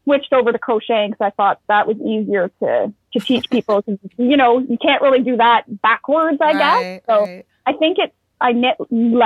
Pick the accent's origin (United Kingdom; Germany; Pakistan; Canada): Canada; Sudbury, Ontario; now in Ottawa, Canada; I was actually born and raised in Sudbury, Ontario, which is up north